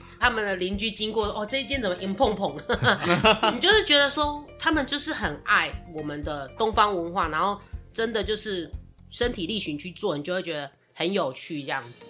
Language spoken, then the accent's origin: Chinese; Taiwan; 我们台湾人会怎么做